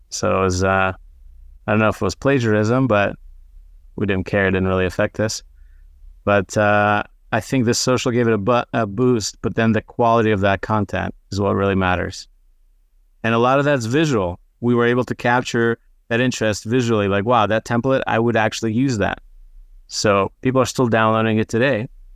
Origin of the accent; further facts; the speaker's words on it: Israel; English is a second language; moved away; also born or lived in United States; I grew up half in Israel, half in, in the States